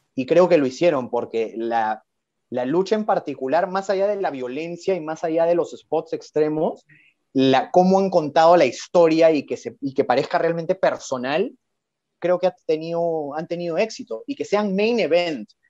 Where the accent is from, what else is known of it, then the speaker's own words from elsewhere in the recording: Lima, Peru; soy guitarrista de Lima, Perú